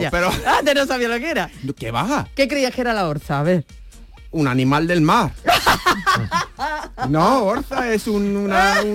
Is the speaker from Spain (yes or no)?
yes; Seville, Andalusia, Spain; este cochinillo que he comido en la bodega de mi tierra en Sevilla